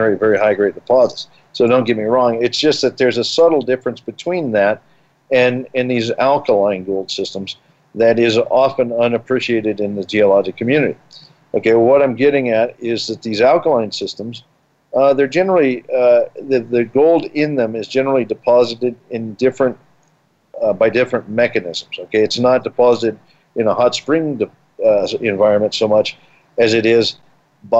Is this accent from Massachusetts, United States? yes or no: no; Colorado, United States; I grew up here in Colorado.